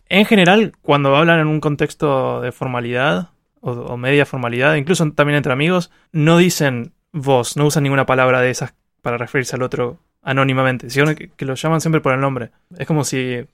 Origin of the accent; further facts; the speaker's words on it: Argentina; yo uso malas palabras como todo argentino